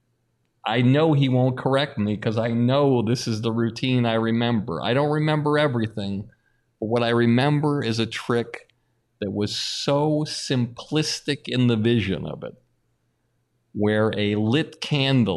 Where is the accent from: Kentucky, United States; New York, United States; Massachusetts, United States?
Massachusetts, United States; Longmeadow; also born or lived in Boston; if I'm a kid from Longmeadow, Massachusetts